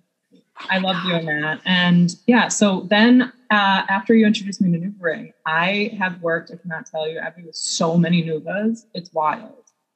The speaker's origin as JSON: {"language": "English", "area": "Long Island", "region": "New York", "country": "United States", "said": "I'm from Long Island"}